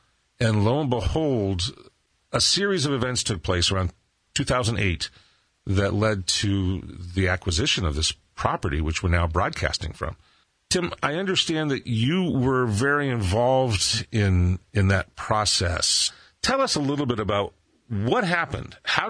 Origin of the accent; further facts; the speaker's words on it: Southern California, United States; I was a Protestant growing up in Southern California